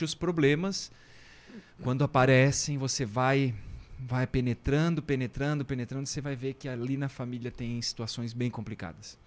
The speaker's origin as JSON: {"language": "Portuguese", "town": "Guaramirim", "region": "Santa Catarina", "country": "Brazil", "tie": "born or raised there", "said": "Eu sou natural de Guaramirim"}